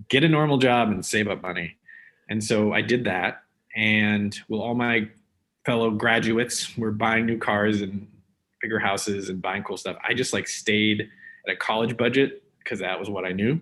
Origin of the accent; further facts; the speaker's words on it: Omaha, Nebraska, United States; I grew up in Omaha, Nebraska.